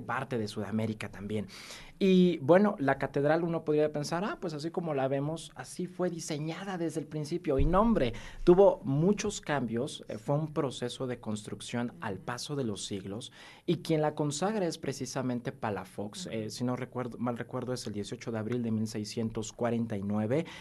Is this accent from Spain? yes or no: no; Puebla, Mexico; lo que somos como poblanos, esta identidad poblana